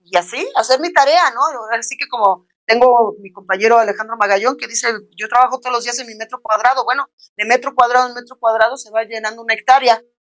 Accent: Mexico; mi pueblo mexicano

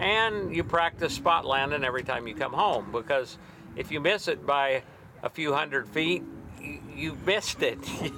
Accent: Elko, Nevada, United States; Elko, Nevada.

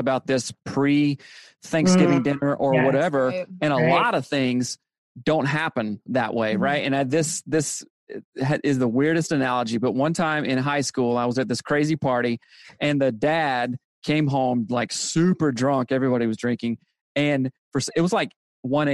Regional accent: the South, United States; I grew up in the South, like Bible Belt stuff

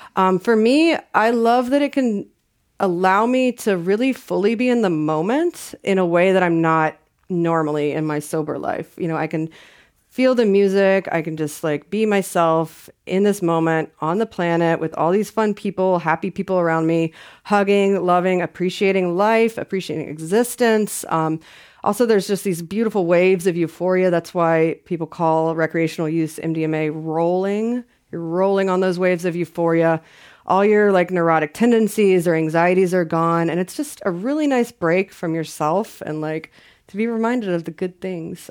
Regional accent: the South, United States; I'm from the South

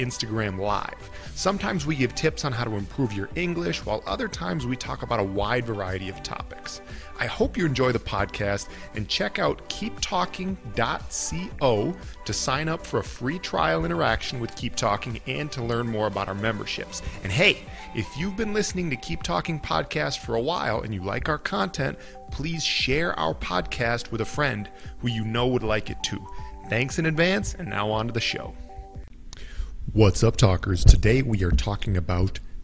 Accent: United States; we in the US

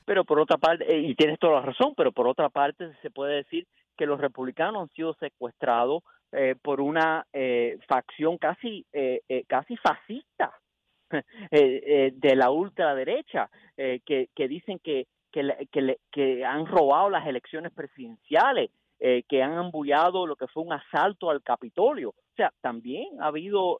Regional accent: United States; aunque yo nací aquí en los Estados Unidos, nunca he estado en Cuba

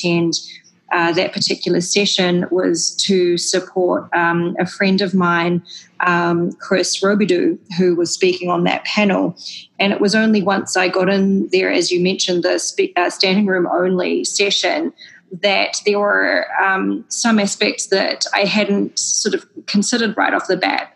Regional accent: New Zealand; moved away; if I'm working again in New Zealand in the future, which I, of course, hope to do, it's my home country

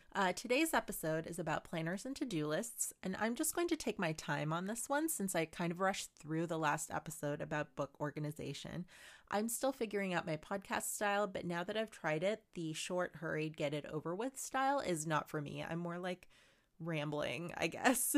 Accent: Philippines; I'm Filipino and growing up, my family always appreciated

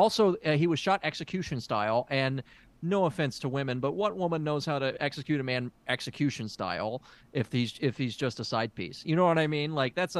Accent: Tennessee, United States; I grew up in Tennessee where we could really get away with murder

